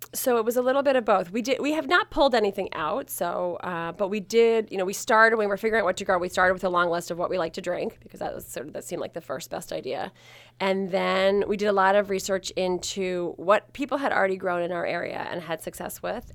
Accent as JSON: {"language": "English", "region": "Maryland", "country": "United States", "tie": "born or raised there", "said": "I grew up in Maryland"}